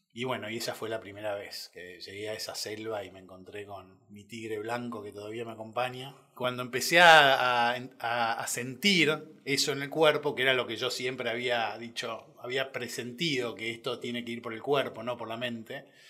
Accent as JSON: {"language": "Spanish", "region": "Buenos Aires", "country": "Argentina", "tie": "born or raised there", "also_born_or_lived": "Córdoba, Argentina", "said": "Nací en Córdoba, tengo una familia muy grande allá, a la cual quiero un montón me crié con mucha gente, hasta los cuatro que me vine a Buenos Aires"}